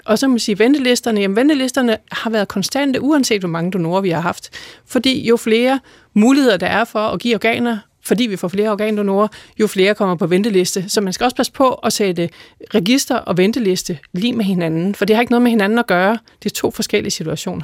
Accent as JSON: {"language": "Danish", "country": "Denmark", "said": "vi er som danskere"}